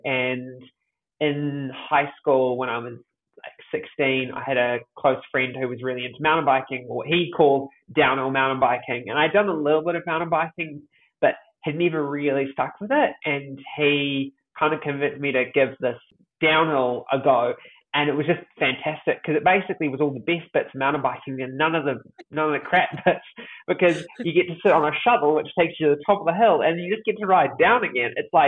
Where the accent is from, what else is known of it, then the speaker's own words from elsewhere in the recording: Auckland, New Zealand; Yes, born and bred in Tamaki Makaurau, Auckland, New Zealand.